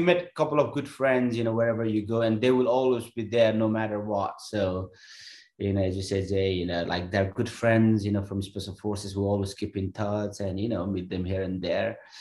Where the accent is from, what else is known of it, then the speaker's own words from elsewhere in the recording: Nepal; moved away as an adult; I was born in Nepal